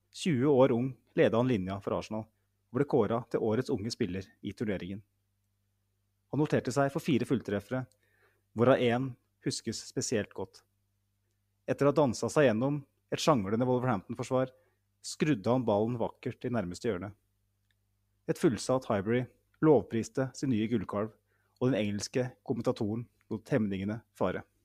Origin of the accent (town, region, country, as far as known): Norway